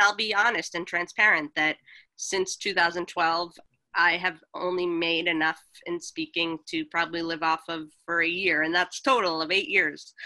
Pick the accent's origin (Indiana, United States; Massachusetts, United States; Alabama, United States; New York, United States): Massachusetts, United States; Boston; moved away as an adult; also born or lived in Los Angeles; I grew up in Boston